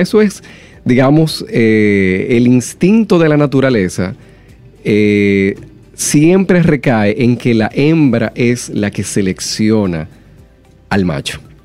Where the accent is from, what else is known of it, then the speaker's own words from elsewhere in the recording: Dominican Republic; nosotros como dominicanos